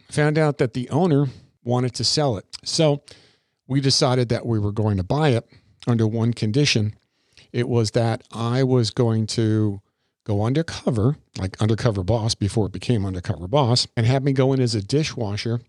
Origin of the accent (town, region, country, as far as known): Crystal River, Florida, United States; born or raised there; also born or lived in New York